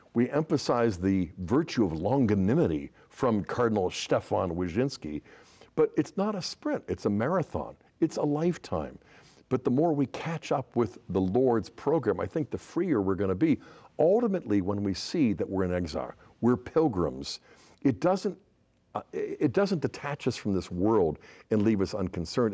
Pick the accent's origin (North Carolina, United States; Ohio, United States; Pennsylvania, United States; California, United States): Pennsylvania, United States; Pittsburgh; I'm a fellow Pittsburgher. That was my hometown